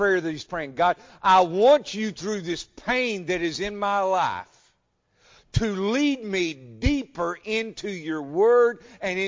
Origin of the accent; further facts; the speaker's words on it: United States; I'm an American